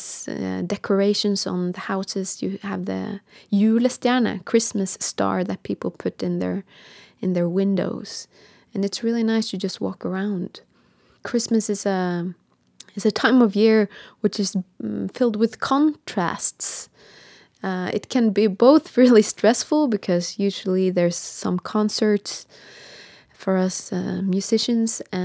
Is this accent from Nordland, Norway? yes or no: yes; Bodø, Nordland, Norway; I'm a singer from Northern Norway in Bodø